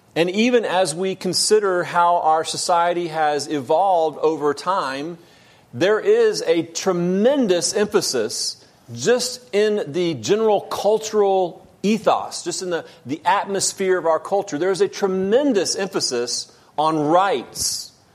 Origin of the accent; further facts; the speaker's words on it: United States; I'm an American